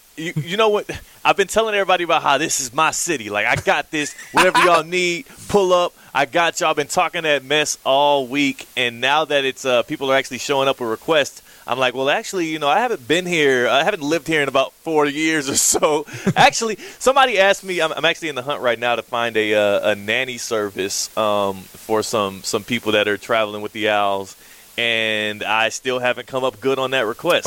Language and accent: English; Houston, Texas, United States; moved away; This is the lovely city, Houston. this is my hometown.